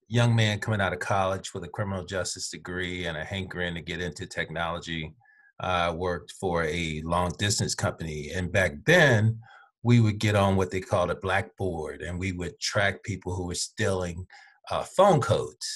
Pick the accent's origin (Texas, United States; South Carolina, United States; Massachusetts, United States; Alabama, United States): Alabama, United States; Birmingham; I was born in Birmingham, Alabama. I lived in Birmingham, Alabama, till I was probably in middle school